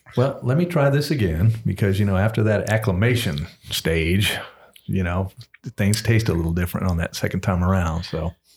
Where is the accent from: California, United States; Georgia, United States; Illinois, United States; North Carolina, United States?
Georgia, United States; now in Kentucky, United States; I'm from Georgia